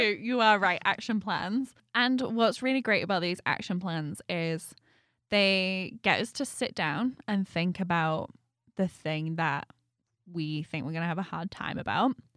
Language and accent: English; United Kingdom; moved away; being British